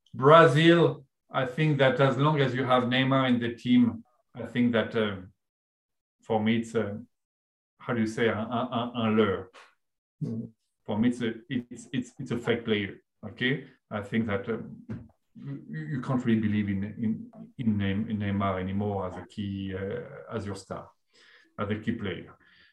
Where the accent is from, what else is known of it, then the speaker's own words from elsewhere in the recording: Canada; I'm French Canadian. I'm French Canadian.